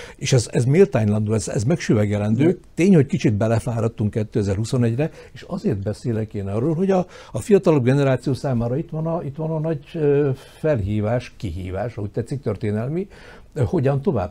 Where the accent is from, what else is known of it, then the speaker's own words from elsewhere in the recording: Felvidék, southern Slovakia, Slovakia; mi felvidéki magyarok